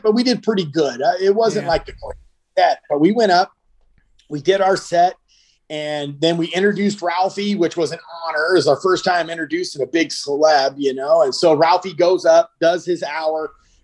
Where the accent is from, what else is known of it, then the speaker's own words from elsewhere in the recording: about 50 miles east of Los Angeles, California, United States; we're born and raised about 50 miles east of Los Angeles. We currently still live in Southern California.